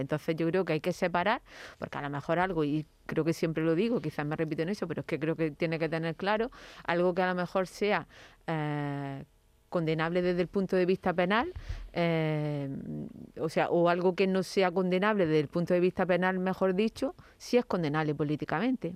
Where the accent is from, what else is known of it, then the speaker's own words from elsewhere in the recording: Andalusia, Spain; ciudadana andaluza